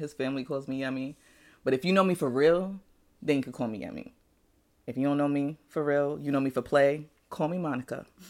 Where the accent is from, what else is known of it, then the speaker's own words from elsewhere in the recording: Nigeria; now in United States; my birth certificate says I was born in Nigeria